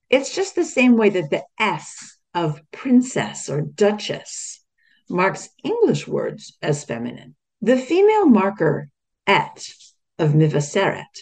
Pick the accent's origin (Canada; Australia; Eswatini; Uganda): Australia; an Australian Jewish woman. I am neither Israeli nor Palestinian, but I am a Jew in Australia